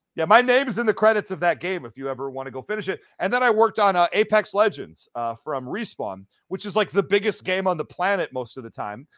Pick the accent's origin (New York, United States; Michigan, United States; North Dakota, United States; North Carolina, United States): Michigan, United States; Detroit; I'm from Detroit originally, uh, the Detroit metro area